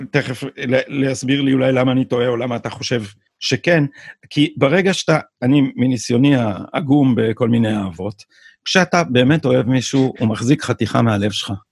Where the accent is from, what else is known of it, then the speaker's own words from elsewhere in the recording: Jerusalem, Jerusalem District, Israel; born there; אני, אני ירושלמי לידה, כאילו